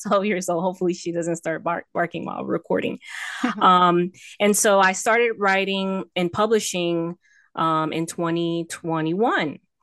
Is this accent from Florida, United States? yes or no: yes; Miami, Florida, United States; also born or lived in Texas; I'm born and raised in Miami, Florida